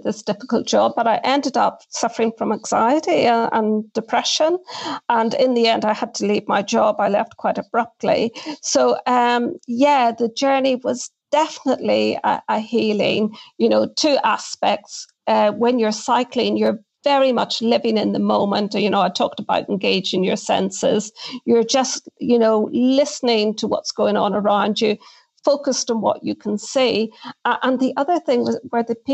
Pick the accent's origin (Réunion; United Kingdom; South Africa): United Kingdom; Northern Ireland; growing up in Northern Ireland